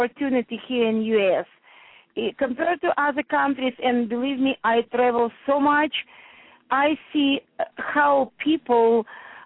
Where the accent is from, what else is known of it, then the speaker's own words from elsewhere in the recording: Russia; English is a second language; moved away as an adult; now in New Jersey, United States; when I came from Russia here